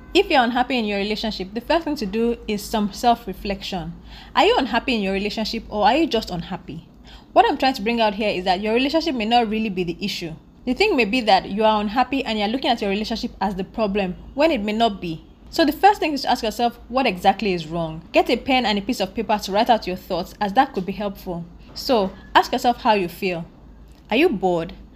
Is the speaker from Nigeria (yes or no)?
yes; Nigeria; I'm a Nigerian woman living in Nigeria